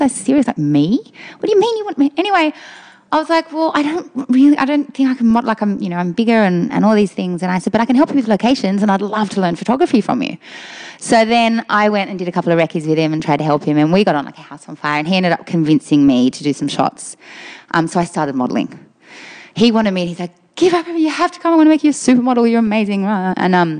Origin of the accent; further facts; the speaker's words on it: Australia; also born or lived in Austria / Germany; we're Australian